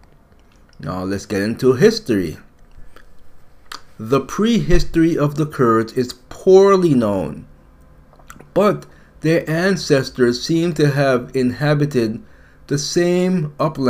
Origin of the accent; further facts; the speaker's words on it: United States; I'm American.